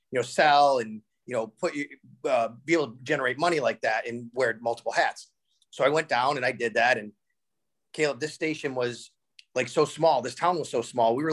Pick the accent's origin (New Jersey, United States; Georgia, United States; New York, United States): New York, United States; Cheektowaga; I did grow up in Western New York. I grew up in Cheektowaga